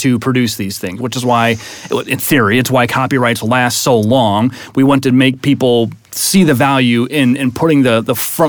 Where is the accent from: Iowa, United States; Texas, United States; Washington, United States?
Iowa, United States; I'm from Iowa